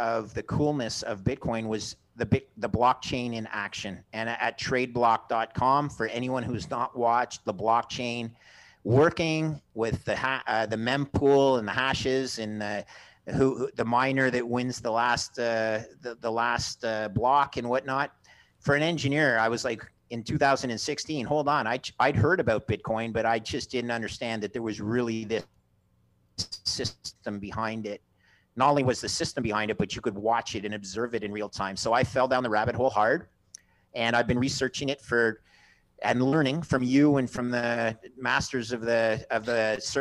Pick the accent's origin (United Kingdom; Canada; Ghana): Canada; also born or lived in Montreal, Canada; I'm Canadian.